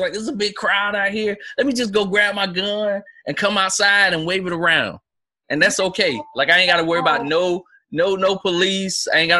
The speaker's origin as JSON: {"language": "English", "region": "South Carolina", "country": "United States", "tie": "born or raised there", "said": "You know, my home state is South Carolina."}